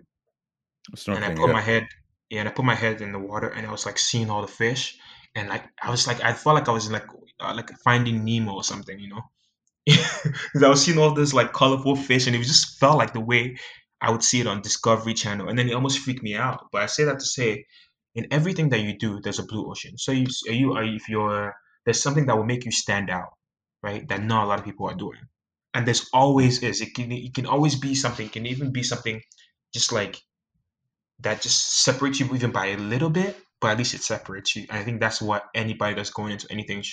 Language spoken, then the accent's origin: English; Nigeria; I'm Nigerian and you're Nigerian